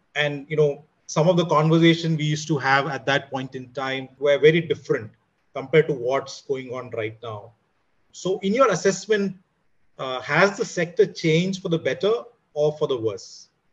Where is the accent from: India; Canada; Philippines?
India; as an Indian